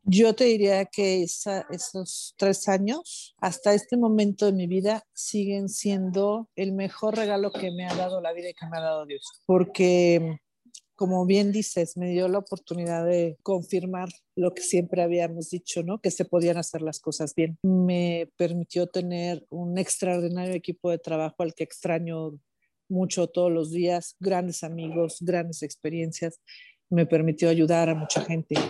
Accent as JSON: {"language": "Spanish", "country": "Mexico", "said": "mi país"}